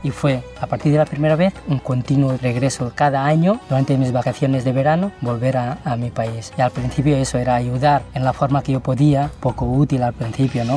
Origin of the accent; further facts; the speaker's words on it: Girona, Catalonia, Spain; Spanish is a second language; also born or lived in Takla, Jumla, Nepal; soy de Girona, pero de origen nepalí